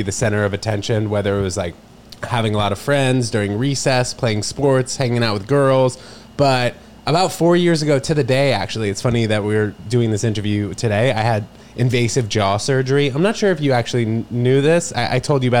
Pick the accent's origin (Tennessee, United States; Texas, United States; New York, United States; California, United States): New York, United States; New York City; also born or lived in Princeton, New Jersey; we moved to 18th between 2nd and 3rd, and that's where I spent all my time until I was 18 years old